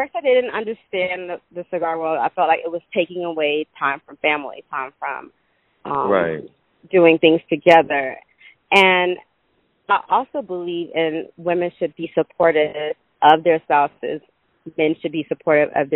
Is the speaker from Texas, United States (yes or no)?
no; Atlanta, Georgia, United States; I was born and raised in Atlanta